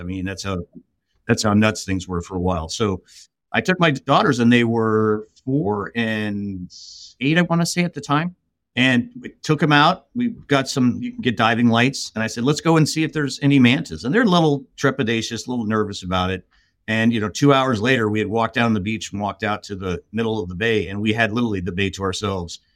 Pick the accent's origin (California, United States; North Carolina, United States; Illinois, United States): California, United States; Los Angeles; I grew up in, in Southern California. I grew up in L